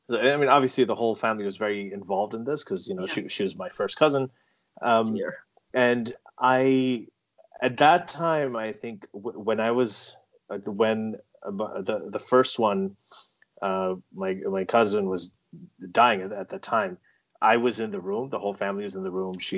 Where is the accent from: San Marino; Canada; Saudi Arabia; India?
Saudi Arabia; also born or lived in England; now I grew up in a Muslim family uh, a Pakistani Muslim family growing up in Saudi Arabia. Okay, so I was surrounded by Islam.